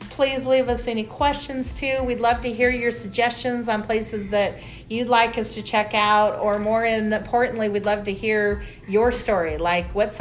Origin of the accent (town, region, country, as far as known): United States; born or raised there; now in Los Angeles, United States